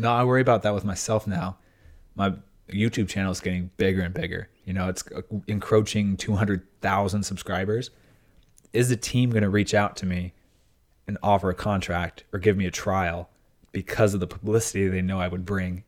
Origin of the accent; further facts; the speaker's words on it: United States; my deep, like, heart as an American